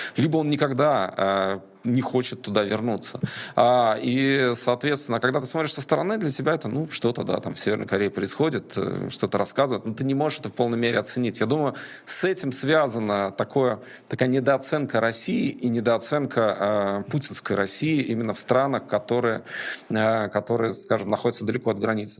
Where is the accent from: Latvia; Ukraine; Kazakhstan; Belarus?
Latvia; first language Russian; я человек, для которого русский язык родной, я гражданин Латвии